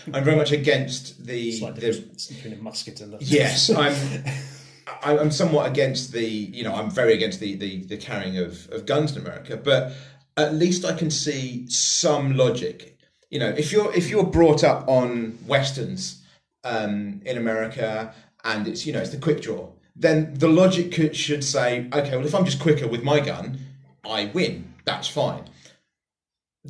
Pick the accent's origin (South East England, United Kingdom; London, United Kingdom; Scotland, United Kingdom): South East England, United Kingdom; West Sussex; I'm from West Sussex. I have an incredibly privileged background. I'm from middle class area. You know, I was born and raised in Nicholas Soames's constituency